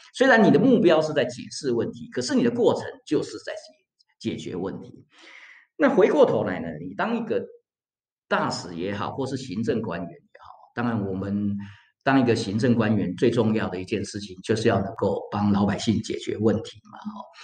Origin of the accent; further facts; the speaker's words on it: Taiwan; moved away as an adult; also born or lived in United States / Florence, Italy / Bologna, Italy; now in Switzerland; 身为一个台湾人